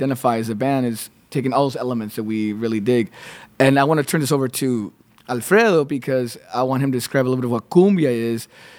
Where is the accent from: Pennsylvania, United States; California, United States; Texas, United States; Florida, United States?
Texas, United States; now in Austin, United States; I'm from the border, but I grew up with a lot of Mexican cumbia myself.